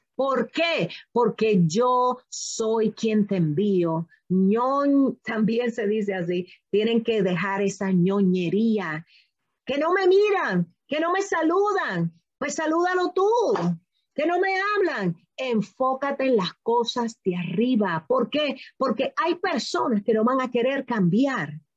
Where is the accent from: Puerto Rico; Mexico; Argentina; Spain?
Puerto Rico; yo soy puertorriqueña